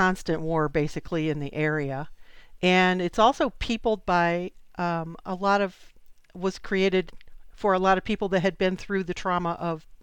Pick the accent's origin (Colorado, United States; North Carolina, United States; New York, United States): New York, United States; Tioga County, near Binghamton; moved away; I grew up in Tioga County up near Binghamton